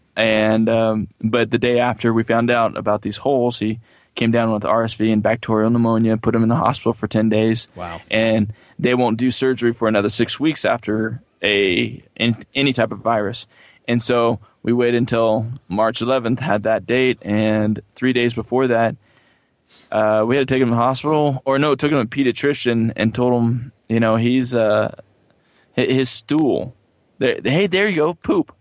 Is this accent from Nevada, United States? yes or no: no; California, United States; also born or lived in Johnson City, Tennessee; I'm originally from California